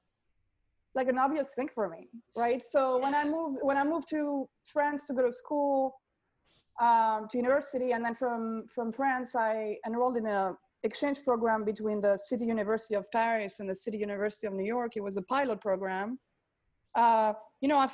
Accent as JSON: {"language": "English", "town": "Athens", "region": "Attica", "country": "Greece", "tie": "born or raised there", "moved": "yes", "said": "I grew up in, born and raised in Greece from a Greek father and a French-Greek mother. So I was in a bilingual, bicultural."}